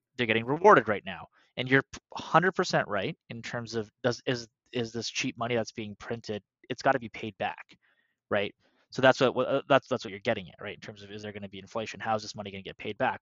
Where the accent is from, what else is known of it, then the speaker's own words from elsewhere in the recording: Canada; we're Canadian